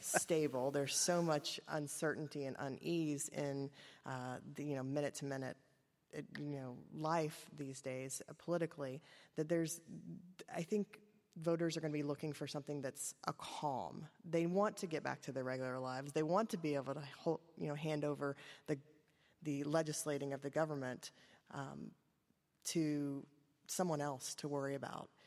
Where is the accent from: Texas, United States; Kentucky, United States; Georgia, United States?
Kentucky, United States; I am from Kentucky